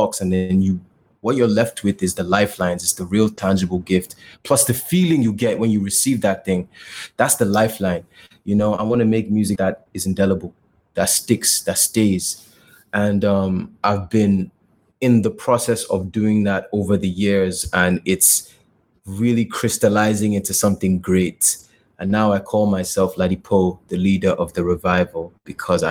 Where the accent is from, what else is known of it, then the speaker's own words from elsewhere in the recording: Lagos, Nigeria; moved away as an adult; also born or lived in United States; I'm a rap artist from Lagos, Nigeria. I didn't realize I was ever going to be making music. I studied biology and chemistry in school. I double majored. You know, I was born and raised in Nigeria